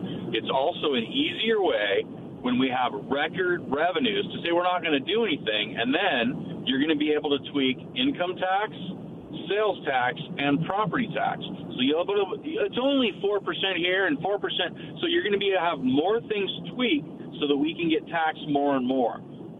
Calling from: Dayton, Washington, United States; I'm calling from Dayton today.

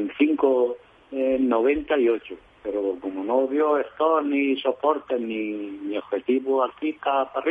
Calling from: Madrid, Community of Madrid, Spain; Hola, buenas tardes. … de Madrid.

